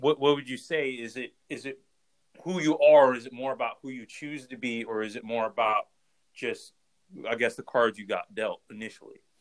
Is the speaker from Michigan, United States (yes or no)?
no; Ohio, United States; we're from Ohio